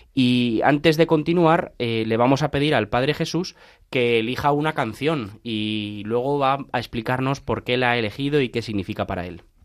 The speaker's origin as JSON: {"language": "Spanish", "town": "Alcalá de Henares", "region": "Community of Madrid", "country": "Spain", "said": "yo que soy de Alcalá de Henares, pues entiendo eso muy fácil, ¿no? Porque en Alcalá estamos rodeados de universidades"}